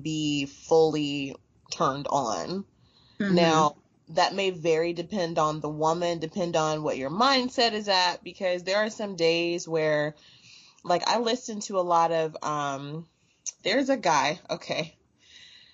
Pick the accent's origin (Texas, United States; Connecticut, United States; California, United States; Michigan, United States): Texas, United States; I was raised pretty much in Texas